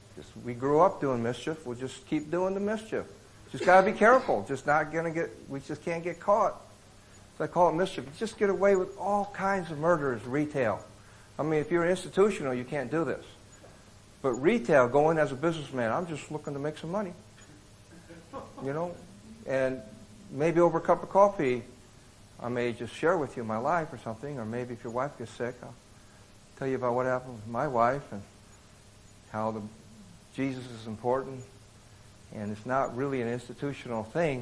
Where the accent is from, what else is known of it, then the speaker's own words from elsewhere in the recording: Davenport, Iowa, United States; also born or lived in Bronx, New York City; now in Boston, United States; raised in Davenport, Iowa